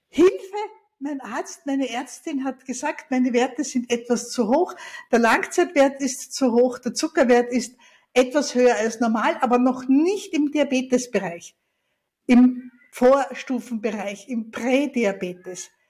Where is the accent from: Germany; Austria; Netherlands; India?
Austria; Ich bin ja Österreicherin und ich liebe unsere Berge